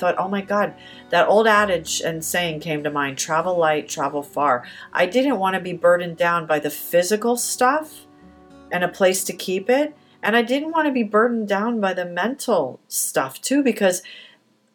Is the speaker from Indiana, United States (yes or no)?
no; Atlantic Highlands, New Jersey, United States; now in Chicago, United States; the one that I talked about earlier that I grew up in Atlantic Highlands on the Hill